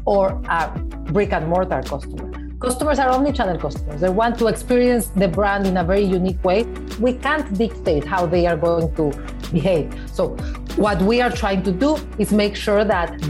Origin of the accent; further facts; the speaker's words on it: Mexico City, Mexico; moved away as an adult; now in New York, United States; I grew up in Mexico City as part of the Jewish community in Mexico